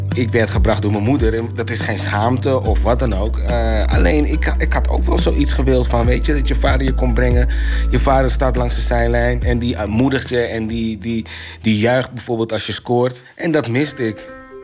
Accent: Suriname; wij als Surinamers

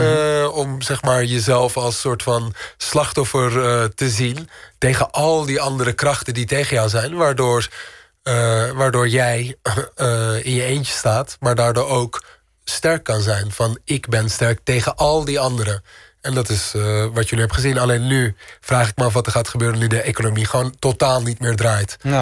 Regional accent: Amsterdam, North Holland, Netherlands; moved away as an adult; also born or lived in Istanbul; Amsterdam is altijd mijn thuis geweest

